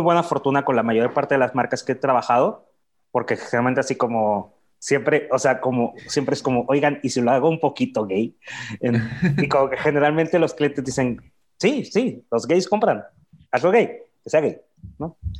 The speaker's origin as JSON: {"language": "Spanish", "town": "Mexicali", "region": "Baja California", "country": "Mexico", "also_born_or_lived": "Guadalajara", "moved": "as an adult", "lives_now": "Mexico City, Mexico", "said": "vengo de Mexicali, Baja California. Ya tengo 16 años viviendo en la Ciudad de México"}